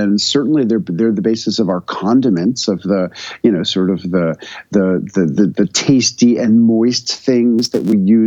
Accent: New York City, New York, United States; moved away as an adult; now in Tennessee, United States; I moved from New York to a community in rural Tennessee

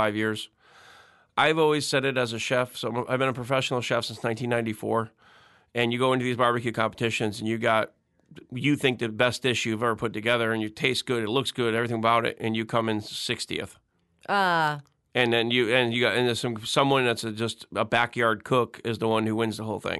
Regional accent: Connecticut, United States; now in Mandeville, United States; growing up in Connecticut, living but near the beach

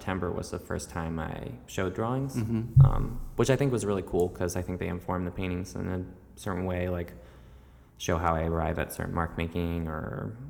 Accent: Tracy's Landing, Maryland, United States; now in New York, United States; I grew up in Tracy's Landing, Maryland. Mm-hmm. So it's a pretty rural part of the country. It's like an hour south of Baltimore.

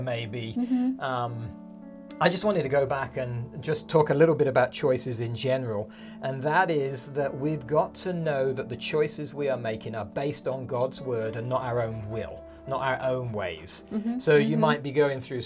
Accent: United Kingdom; moved away as an adult; now in Montana, United States; we grew up in the United Kingdom, Carolyn and I. And we moved when our kids were 1 and 3

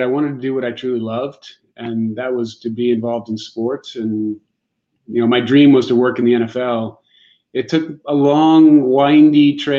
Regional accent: Pittsburgh, Pennsylvania, United States; moved away as an adult; also born or lived in Providence, Rhode Island / Boston, Massachusetts; now in Kansas City, United States; I grew up in Pittsburgh.

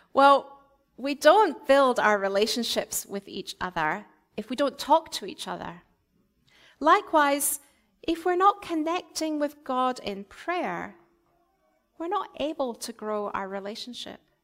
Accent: Scotland, United Kingdom; moved away; I was brought up in the Presbyterian Church in Scotland

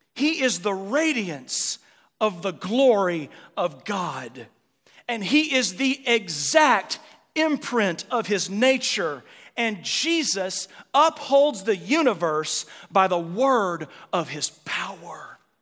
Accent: United States; As American Christians

